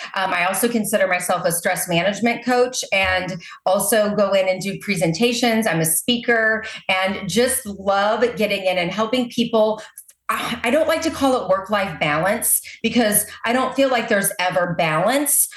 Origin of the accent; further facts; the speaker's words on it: Maryland Heights, Missouri, United States; also born or lived in Southern California; now in O'Fallon, United States; I grew up in Maryland Heights, Missouri.